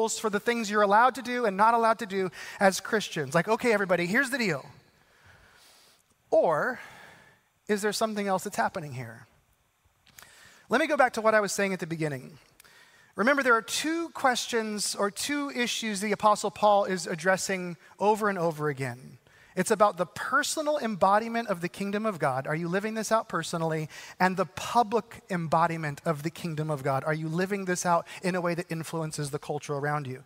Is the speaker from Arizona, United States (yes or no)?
yes; Arizona, United States; I grew up in Arizona